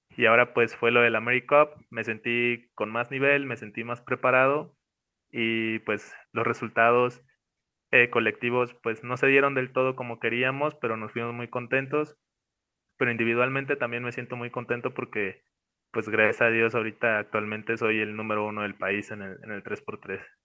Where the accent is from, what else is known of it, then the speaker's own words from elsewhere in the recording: Mexico; Nosotros como mexicanos